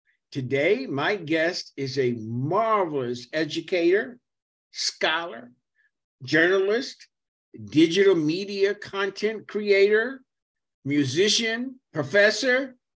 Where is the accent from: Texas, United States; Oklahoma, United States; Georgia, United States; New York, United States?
New York, United States; New York City; also born or lived in Fayetteville, North Carolina / Brooklyn; And I was born on 96th Street in Metropolitan Hospital.